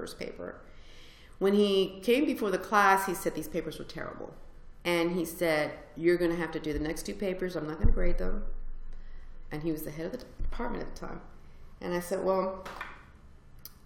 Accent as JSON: {"language": "English", "town": "Trenton", "region": "New Jersey", "country": "United States", "tie": "born or raised there", "moved": "as an adult", "lives_now": "Richmond, United States", "said": "I grew up in Trenton, New Jersey, which is like 20 minutes away from here"}